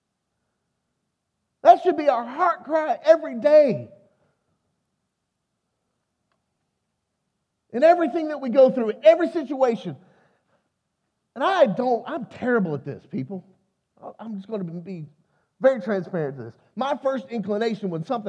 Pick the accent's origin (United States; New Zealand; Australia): United States; Texas; also born or lived in Arkansas; I'm from Texas.